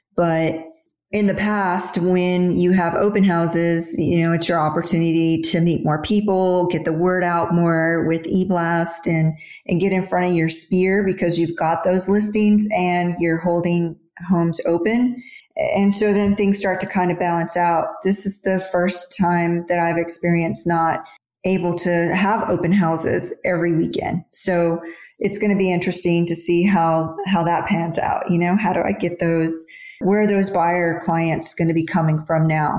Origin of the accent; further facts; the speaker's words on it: Houston, Texas, United States; now in Dallas, United States; I grew up in Houston, moved to Dallas in 97.